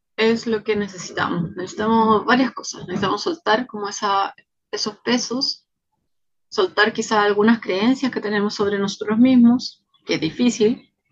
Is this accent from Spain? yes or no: no; Chile; also born or lived in Pichilemu; Soy chilena, vivo en Pichilemu